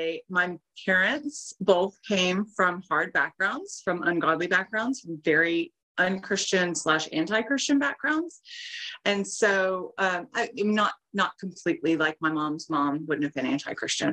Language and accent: English; East Texas, United States; I grew up in East Texas. I live in East Texas now.